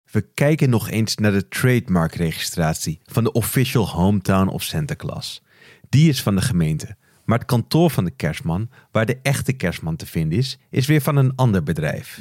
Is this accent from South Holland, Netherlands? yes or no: no; Beverwijk, North Holland, Netherlands; mijn geboortestad Beverwijk